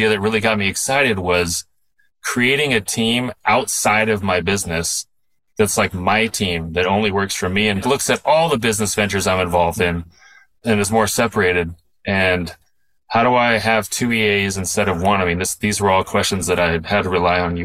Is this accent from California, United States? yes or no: yes; Southern California, United States; I'm a very Southern Californian guy, born and raised in Southern California